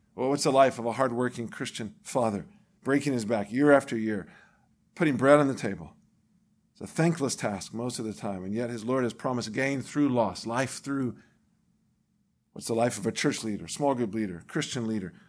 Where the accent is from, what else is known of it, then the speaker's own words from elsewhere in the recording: the Bible Belt, United States; what I grew up with in the Bible Belt of this country